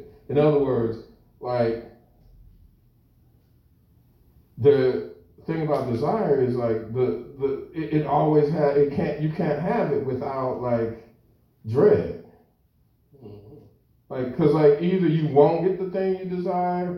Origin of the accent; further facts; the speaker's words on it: United States; growing up in the United States as a racialized post-colonial subject